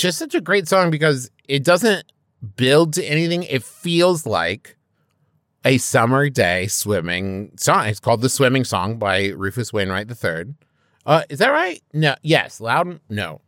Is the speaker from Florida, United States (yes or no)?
no; Huntington, West Virginia, United States; growing up in West Virginia